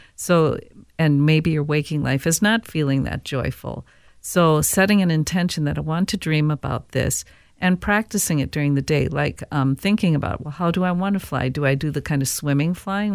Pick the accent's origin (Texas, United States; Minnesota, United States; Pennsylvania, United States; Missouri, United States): Minnesota, United States; Saint Paul; growing up in Saint Paul